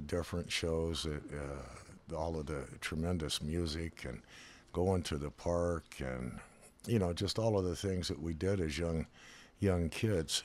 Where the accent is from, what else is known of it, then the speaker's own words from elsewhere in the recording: Reno, Nevada, United States; moved away as an adult; also born or lived in La Harpe, Illinois / Texas / Colorado; now in California, United States; by the time I was about five or six, seven years old, we moved to Reno